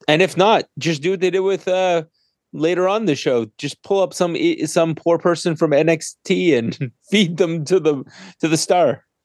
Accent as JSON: {"language": "English", "country": "Canada", "said": "I'm Canadian"}